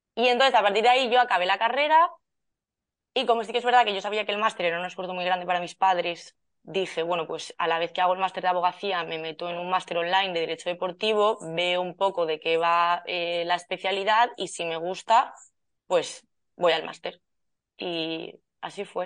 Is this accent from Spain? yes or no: yes; Valencia, Valencian Community, Spain; yo soy de Valencia